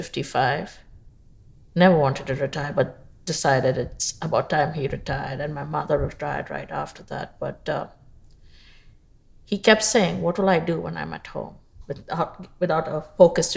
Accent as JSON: {"language": "English", "town": "Mumbai", "region": "Maharashtra", "country": "India", "tie": "born or raised there", "also_born_or_lived": "Bahrain", "moved": "as an adult", "lives_now": "Houston, United States", "said": "I was born in Bombay, India, now known as Mumbai. Mm-hmm. And I went to school there"}